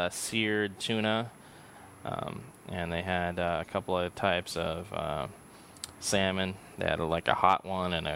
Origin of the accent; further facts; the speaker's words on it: San Diego, California, United States; moved away; I'm from San Diego